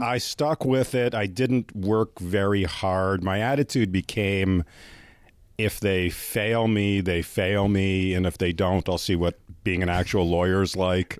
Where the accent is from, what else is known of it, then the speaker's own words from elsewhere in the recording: Canada; yes, I am Canadian